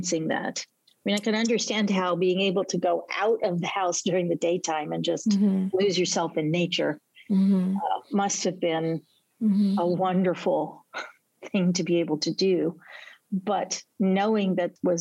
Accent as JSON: {"language": "English", "country": "United States", "said": "a little blonde-haired, blue-white American kid that just came to visit for a year"}